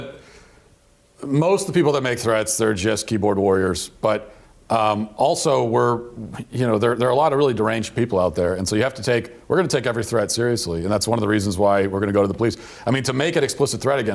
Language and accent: English; Baltimore area, Maryland, United States; I'm from Maryland and originally, and from the kind of the Baltimore area